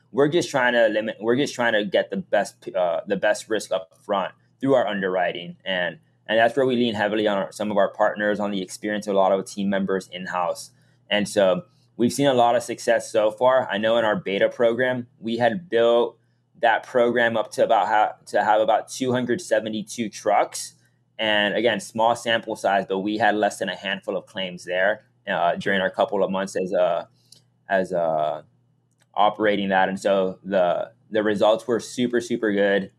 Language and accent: English; Miami, Florida, United States; moved away as an adult; also born or lived in Massachusetts; I was born and raised in Miami